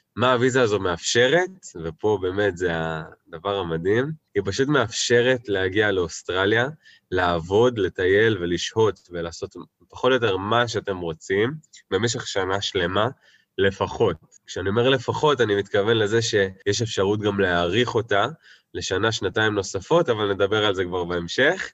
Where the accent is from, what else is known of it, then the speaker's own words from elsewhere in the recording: Tel Aviv, Tel Aviv District, Israel; moved away as an adult; now in New Zealand; במקור מתל אביב, ממש תל אביב במקור